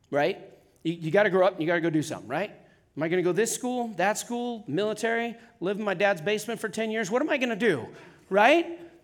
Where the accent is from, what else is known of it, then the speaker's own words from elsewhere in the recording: Wyoming, United States; also born or lived in Atascadero, California; I'm from Wyoming